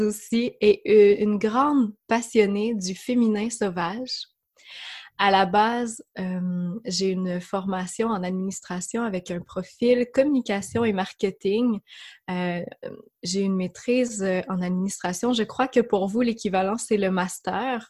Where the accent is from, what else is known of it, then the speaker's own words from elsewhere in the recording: Quebec, Canada; accent: Québécois; J'habite, euh, comme vous le devinerez par mon accent, amie française, au Québec, euh, dans une région qui s'appelle l'Estrie.